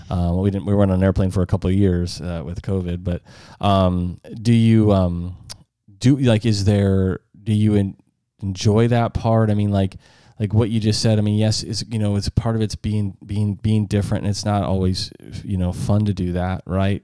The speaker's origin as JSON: {"language": "English", "region": "South Dakota", "country": "United States", "said": "we're from South Dakota"}